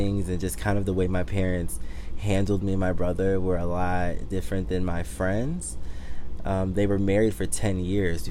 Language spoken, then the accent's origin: English; Detroit, Michigan, United States; also born or lived in Miami / Washington, D.C. / Harlem, New York; now in New York, United States; I'm originally from Detroit, Michigan. So that's born and raised.